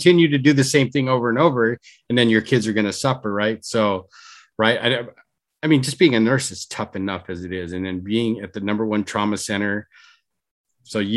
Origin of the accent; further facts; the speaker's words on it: Orange County, California, United States; we're folks from Orange County